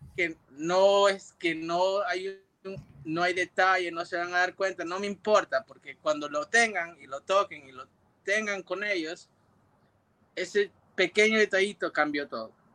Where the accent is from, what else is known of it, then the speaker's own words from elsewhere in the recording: New York, United States; moved away as an adult; also born or lived in Puerto Rico; yo crecí en Nueva York y, cuando cumplí 19 años, yo fui a Puerto Rico